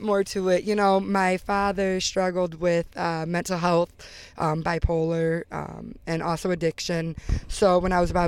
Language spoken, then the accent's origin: English; Gates, New York, United States; also born or lived in Greece, New York / Rochester, New York; I grew up pretty much like Gates, Grease City, okay, Rochester. All right. But mostly Gates, with my grandparents